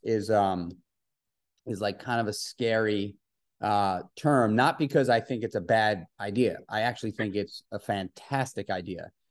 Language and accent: English; New York City, New York, United States; I grew up in New York City, in Manhattan